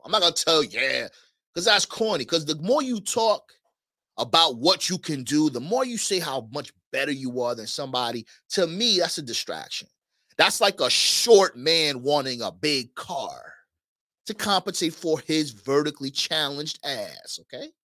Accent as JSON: {"language": "English", "region": "New York", "country": "United States", "moved": "yes", "said": "I'm from New York originally"}